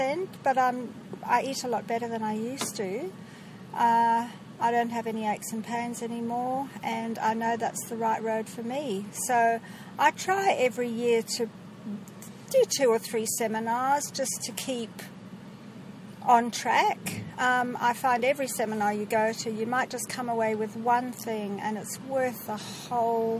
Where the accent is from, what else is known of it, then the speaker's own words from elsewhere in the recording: Zimbabwe; I'm from Zimbabwe.